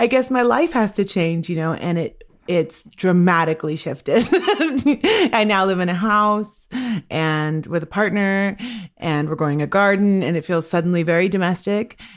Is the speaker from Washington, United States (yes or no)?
yes; Washington, United States; I'm from the Swinomish and Tlalit people